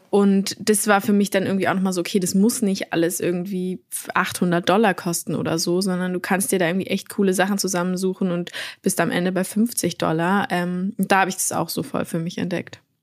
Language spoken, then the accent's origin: German; Berlin, Germany; ich bin in Berlin aufgewachsen